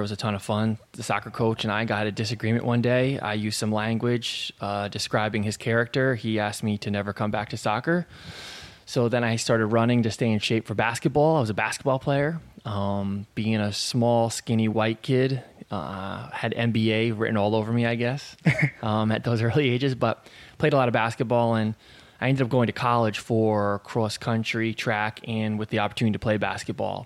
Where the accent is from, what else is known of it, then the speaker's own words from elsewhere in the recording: Vermont, United States; from Vermont